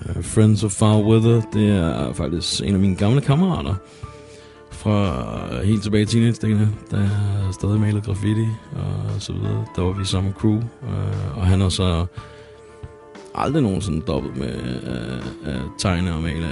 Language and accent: Danish; Copenhagen, Capital Region of Denmark, Denmark; jeg kommer over selv herude fra Yder Nørrebro, og jeg lige nu øh, vokser op herude